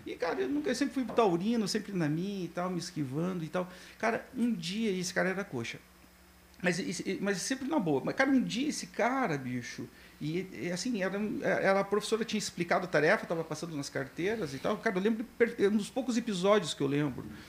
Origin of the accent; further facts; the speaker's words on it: Curitiba, Paraná, Brazil; also born or lived in Guarapuava / Guaraniaçu; Eu sou natural de Guarapuava, hum. mas fui parido em, em Guaraniaçu, né? Que é do lado de Cascavel, mas minha família é de parte de pai e de mãe são guarapuavanos, eu me sinto guarapuavano, mas fui com sete anos para Curitiba